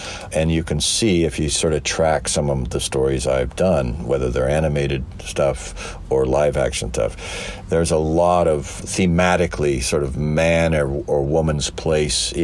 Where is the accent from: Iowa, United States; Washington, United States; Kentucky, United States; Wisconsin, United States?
Washington, United States; Olympia; now in Hollywood, United States; I grew up in the Pacific Northwest. I grew up in Olympia, Washington